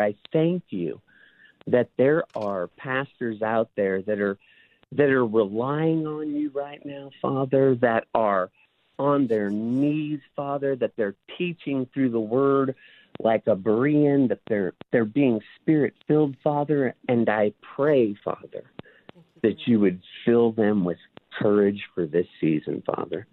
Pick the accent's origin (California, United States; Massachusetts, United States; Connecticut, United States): California, United States; Bellflower; also born or lived in Paramount, California; I grew up in Bellflower, Paramount, California.